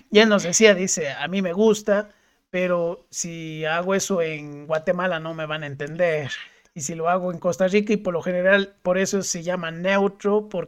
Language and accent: Spanish; Cuenca, Azuay, Ecuador; accent: Cuenca (cantadito); nuestro cantadito, y de nuestras eses